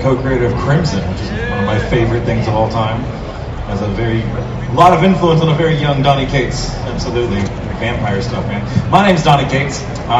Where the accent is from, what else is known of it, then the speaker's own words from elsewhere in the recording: Texas, United States; I'm from Texas. It kind of reminds me a lot of Texas.